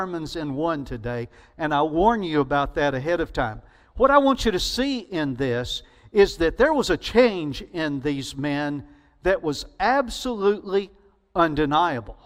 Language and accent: English; Alabama, United States; accent: Alabama; Southern; my Alabama accent